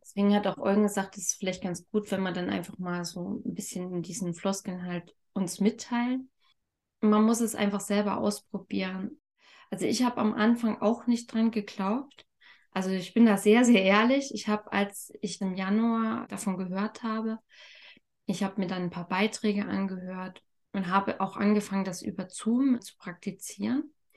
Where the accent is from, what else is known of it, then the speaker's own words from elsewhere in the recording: Thuringia, Germany; ich komme aus Thüringen